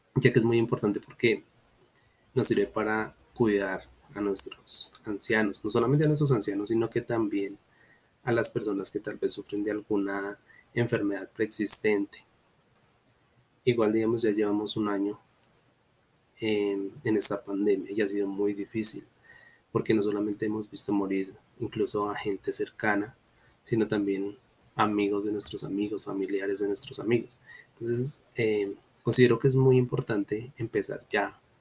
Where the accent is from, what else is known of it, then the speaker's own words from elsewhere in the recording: Colombia; todos como colombianos